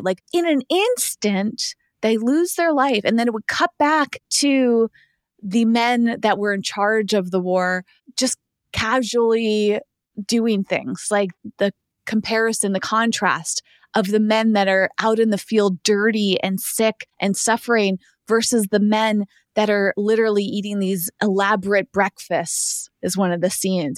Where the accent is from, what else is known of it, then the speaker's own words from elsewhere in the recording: East Coast, United States; moved away; I grew up on the East Coast